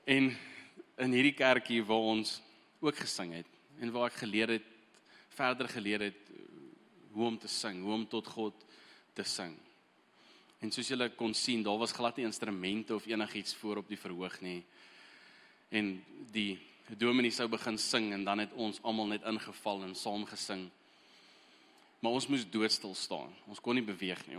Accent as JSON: {"language": "Afrikaans", "country": "Eswatini", "tie": "born or raised there", "moved": "yes", "said": "Ek het heel eerste groot geword in Swaziland"}